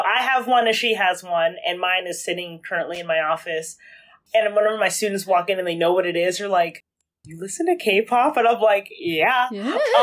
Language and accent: English; Florida, United States; moved away as an adult; now in New York, United States; I'm originally from Florida